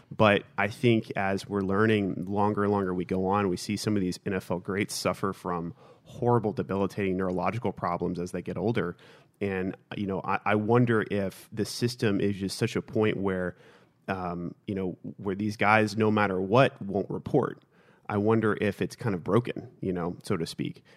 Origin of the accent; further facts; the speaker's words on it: Houston, Texas, United States; Growing up in Houston